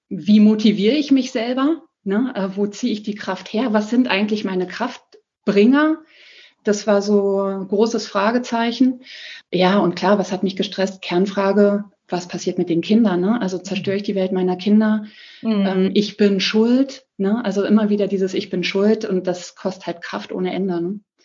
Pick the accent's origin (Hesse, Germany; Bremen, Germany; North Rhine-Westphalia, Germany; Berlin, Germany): Berlin, Germany; also born or lived in Ammersee, Bavaria; now in Ammersee near Munich, Germany; ich komme ursprünglich aus Berlin, wohne in der Nähe von München